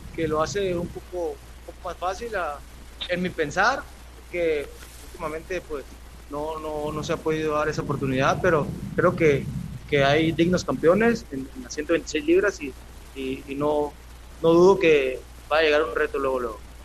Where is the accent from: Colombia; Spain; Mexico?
Mexico; como todo mexicano